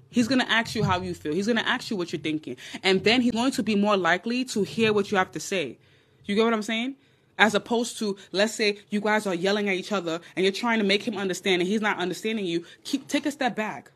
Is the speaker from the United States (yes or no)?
no; Nigeria; I'm Nigerian